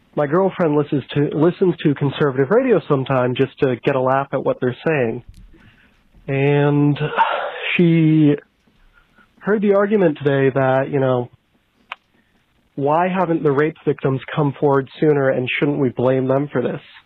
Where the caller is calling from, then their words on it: Ohio, United States; I'm calling from Ohio